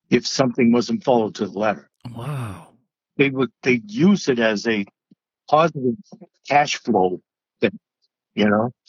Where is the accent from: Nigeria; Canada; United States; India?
United States; New England; So I said, you know, I'm a kid from New England.